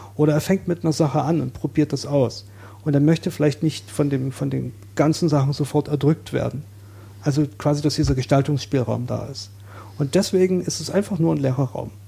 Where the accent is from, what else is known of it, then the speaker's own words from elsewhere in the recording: Saxony, Germany; moved away as an adult; now in Berlin, Germany; ich bin in Sachsen aufgewachsen